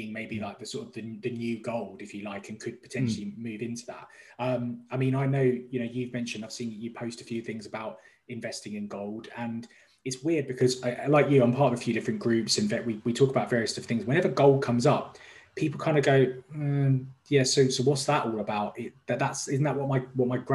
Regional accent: London, United Kingdom; moved away as an adult; now in Dubai, United Arab Emirates; I'm from London originally

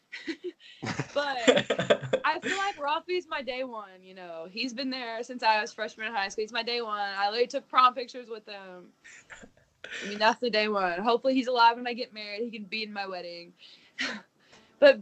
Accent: Kentucky, United States; I'm from Kentucky

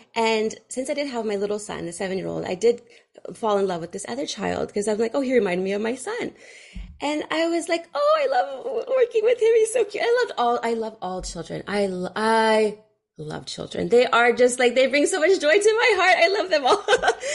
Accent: Fremont, California, United States; I grew up in Fremont, California

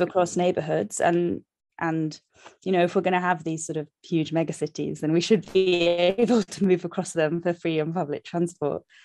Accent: London, United Kingdom; I love London, I'm from London, but it's also, like, so shit to live here

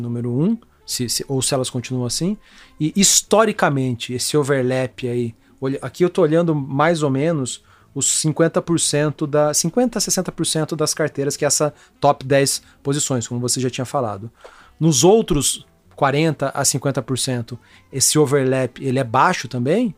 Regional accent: Brazil; somos brasileiros

